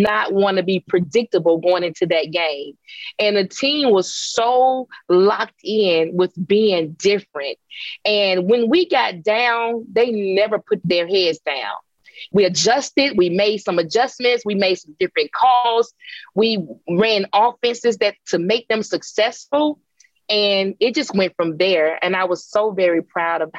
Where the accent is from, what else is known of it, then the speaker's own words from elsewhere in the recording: Jackson, Mississippi, United States; my hometown